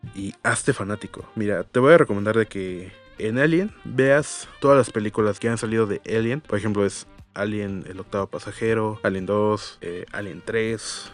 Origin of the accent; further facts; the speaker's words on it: Mexico; los que somos mexicanos